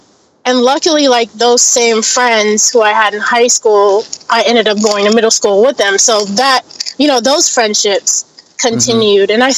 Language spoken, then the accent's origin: English; Los Angeles, California, United States; Yeah, so born and raised here in LA. My family lived in downtown Los Angeles ever since I was born to about 1988.